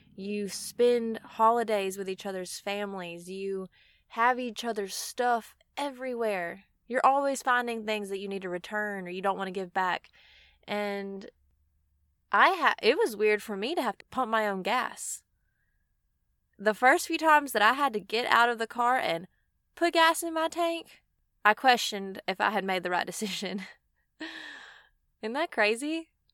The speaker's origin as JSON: {"language": "English", "region": "Mississippi", "country": "United States", "said": "I'm from Mississippi, and it doesn't snow here"}